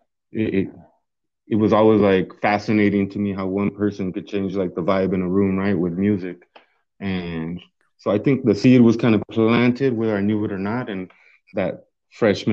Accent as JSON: {"language": "English", "town": "Yuma", "region": "Arizona", "country": "United States", "moved": "as an adult", "lives_now": "Tucson, United States", "said": "I'm originally from Yuma, Arizona. I was in Yuma 25 years, you know."}